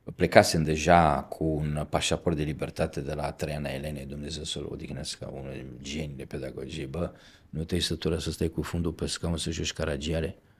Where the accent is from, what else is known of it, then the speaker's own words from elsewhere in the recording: Romania; Eu venim din România